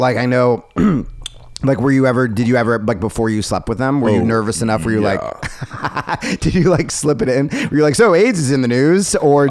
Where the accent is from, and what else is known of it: New Jersey, United States; born or raised there